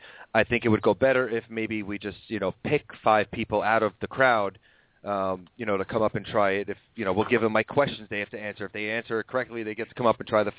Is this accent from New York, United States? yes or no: yes; New York, United States; now in Pennsylvania, United States; I'm a New Yorker